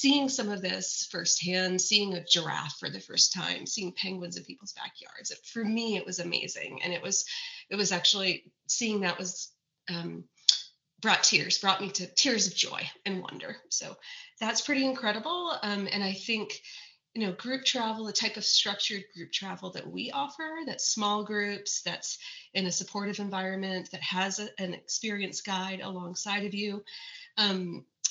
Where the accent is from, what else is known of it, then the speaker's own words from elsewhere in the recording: New Hampshire, United States; moved away as an adult; also born or lived in Montana; now in Fort Collins, United States; I grew up in New Hampshire where access to nature was really abundant